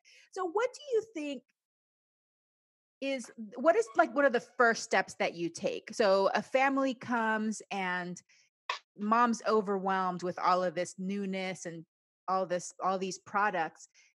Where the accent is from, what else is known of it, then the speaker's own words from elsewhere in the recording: Panama; also born or lived in United States; because I grew up both in Panama and the United States. So I feel like I can immerse in both cultures and feel fine.